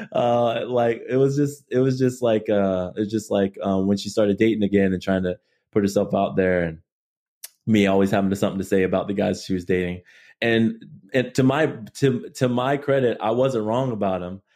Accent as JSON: {"language": "English", "town": "Chula Vista", "region": "California", "country": "United States", "tie": "born or raised there", "also_born_or_lived": "Barstow, California", "said": "born and raised in, um, San Diego, California. Um, Chula Vista, more specifically"}